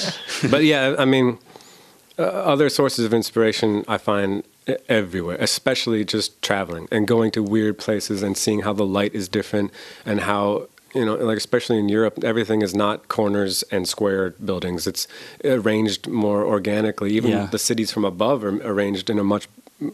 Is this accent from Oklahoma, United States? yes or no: no; Cleveland, Ohio, United States; Around Cleveland.